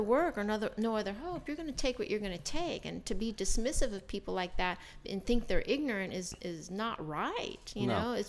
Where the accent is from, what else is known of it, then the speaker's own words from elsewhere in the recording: Kansas, United States; born there; I was born in Kansas, but I'm an Army brat, so I grew up a little bit everywhere